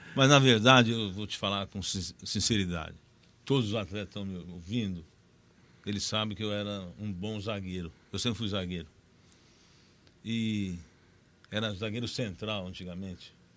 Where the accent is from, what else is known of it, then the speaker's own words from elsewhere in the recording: Terra Roxa, São Paulo, Brazil; eu sou de Terra Roxa. Nasci em Terra Roxa